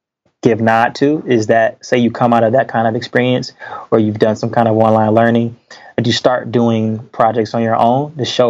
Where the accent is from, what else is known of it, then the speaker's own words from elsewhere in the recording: Detroit, Michigan, United States; I grew up in Detroit, you know, the inner city